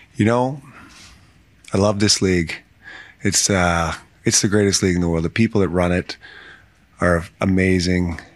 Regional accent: Canada; being a Canadian kid growing up

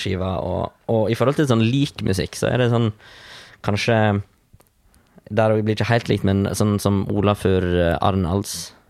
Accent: Vestland, Norway; moved away as an adult; now in Kristiansand, Norway; Jeg kommer egentlig fra Vestland fylke

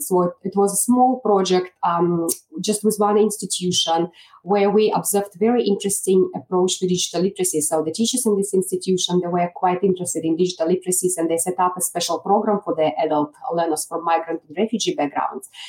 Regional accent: Belarus; English is a second language; moved away as an adult; now in Australia; back home uh, in my country, Belarus, which is in Eastern Europe

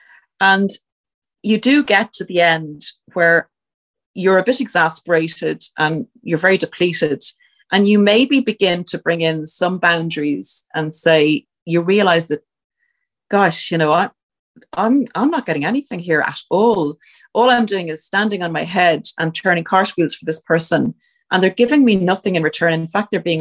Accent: Ireland; we're Irish

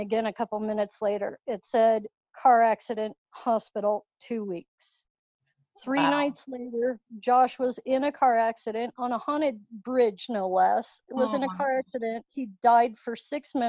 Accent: Littleton, Colorado, United States; also born or lived in Parker, Colorado; I grew up in Littleton, Colorado. I'm not too far away, living out in Parker now

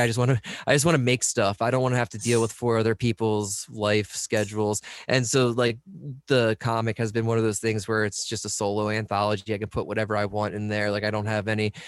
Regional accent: United States; in Delaware and P A right around where I grew up

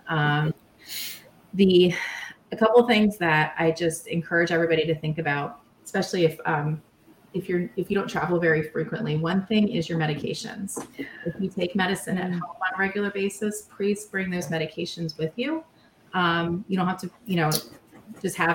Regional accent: Maryland, United States; I grew up in Maryland

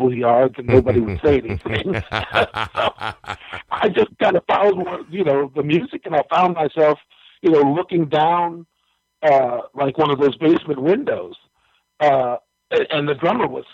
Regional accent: Minneapolis, Minnesota, United States; I'm a native Minnesotan. I grew up over southeast Minneapolis, Como neighborhood

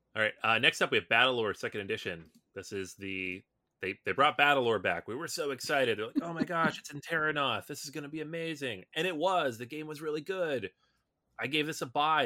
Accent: Seattle, Washington, United States; I grew up in Seattle

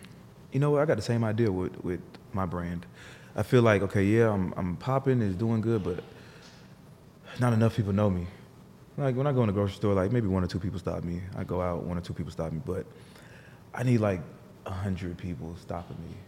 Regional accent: New Jersey, United States; I was born in Jersey.

